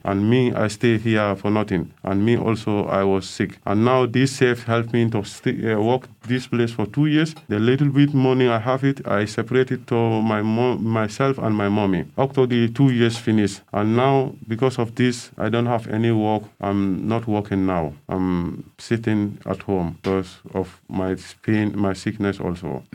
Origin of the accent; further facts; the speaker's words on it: Gambia; English is a second language; moved away as an adult; now in Waldkirch, Germany; I come from Gambia. I come here 2009 and I'm living in Valkes, Köln